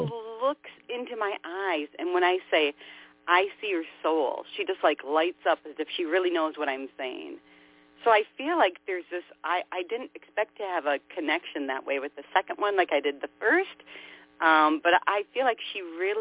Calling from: Minnesota, United States; Minnesota, 6/8/65.

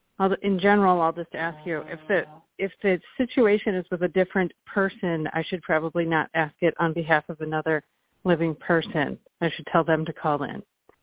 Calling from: Milwaukee, Wisconsin, United States; from Milwaukee.

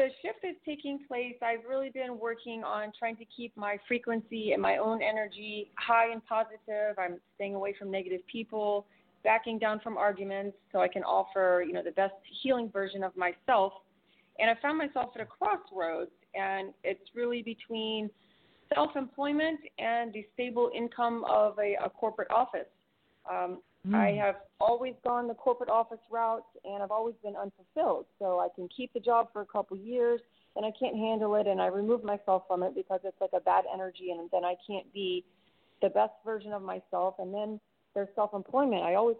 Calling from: Clearwater, Florida, United States; Hi, this is … in Clearwater.

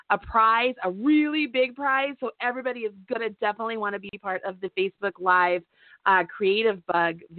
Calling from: Kentucky, United States; I'm calling from Kentucky.

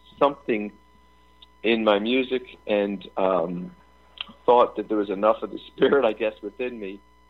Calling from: Philadelphia, Pennsylvania, United States; Philadelphia, Pennsylvania.

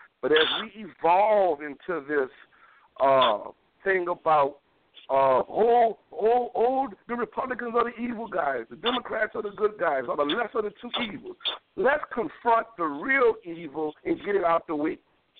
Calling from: New Orleans, Louisiana, United States; Yes, I'm calling from New Orleans.

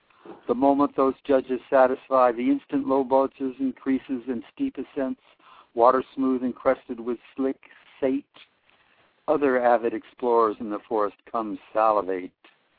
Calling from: Oakland, California, United States; I'm calling from Oakland, California.

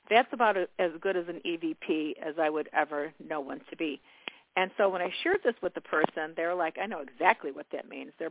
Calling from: New York, United States; calling Hi, from New York.

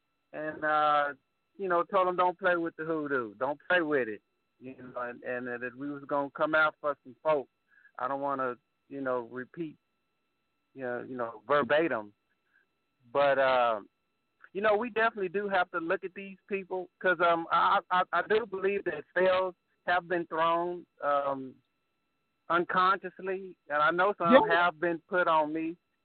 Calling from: Killeen, Texas, United States; I'm calling from Killeen, Texas.

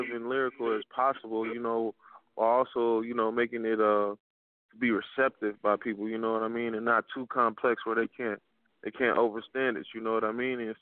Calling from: Minneapolis, Minnesota, United States; I'm calling from Minneapolis, Minnesota, man. It's 612

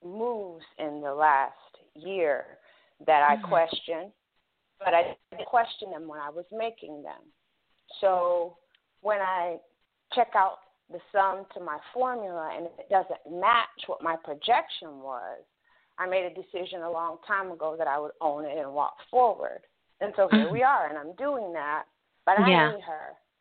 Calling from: Ohio, United States

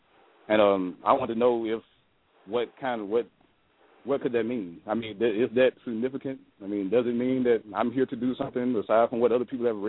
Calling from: Northport, Alabama, United States; I'm calling from Northport, Alabama.

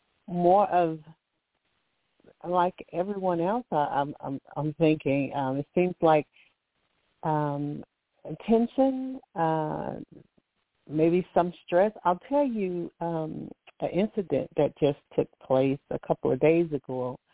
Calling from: Alabama, United States; I'm calling from Alabama.

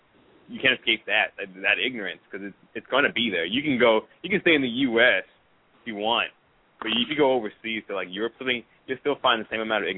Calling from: Columbia, United States; I'm calling from Columbia.

